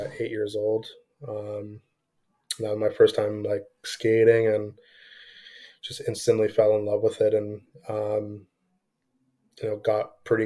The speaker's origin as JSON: {"language": "English", "town": "Toronto", "region": "Ontario", "country": "Canada", "also_born_or_lived": "Scarborough, Ontario", "said": "I'm from Toronto"}